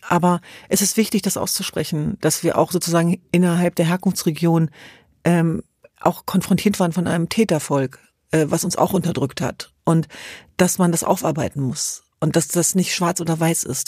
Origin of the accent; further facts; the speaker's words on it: Hanover, Lower Saxony, Germany; Wir sind in Hannover zur Welt gekommen